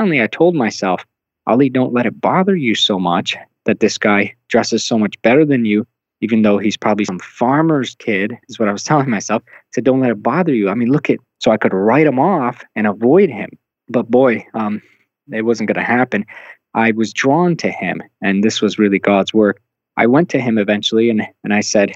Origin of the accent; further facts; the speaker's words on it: New York, United States; moved away as an adult; now in Omaha, United States; as a New Yorker.